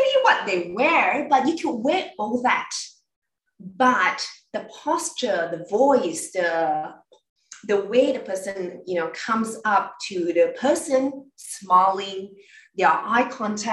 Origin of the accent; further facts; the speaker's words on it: Malaysia; I come from Malaysia, so I'm coming from a very multicultural background